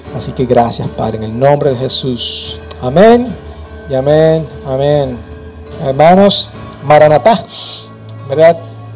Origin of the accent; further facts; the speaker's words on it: Dominican Republic; Nosotros como dominicanos, venimos de la cultura